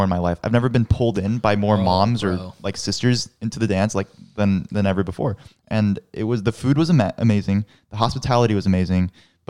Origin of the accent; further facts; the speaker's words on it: California, United States; Just know that we're from California, so we're very open-minded.